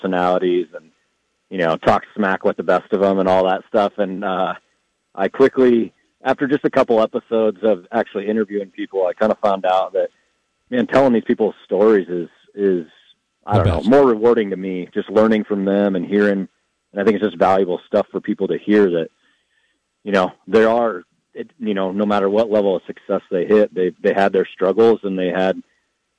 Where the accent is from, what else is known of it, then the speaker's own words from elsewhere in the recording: Iowa, United States; now in Fort Collins, United States; I grew up in Iowa